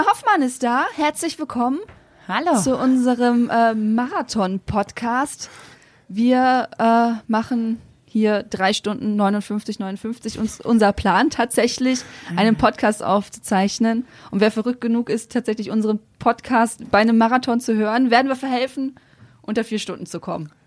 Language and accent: German; Velen, North Rhine-Westphalia, Germany; Also ich bin ja auf dem Land aufgewachsen